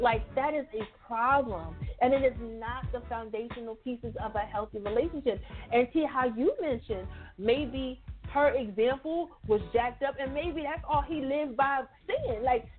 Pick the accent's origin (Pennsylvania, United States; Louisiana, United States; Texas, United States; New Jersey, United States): Pennsylvania, United States; Philadelphia; I'm from Philly. We put jimmies on our ice cream.